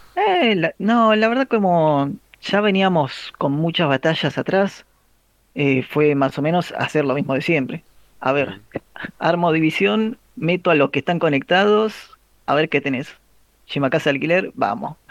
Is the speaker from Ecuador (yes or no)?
no; Argentina; la mayoría somos argentinos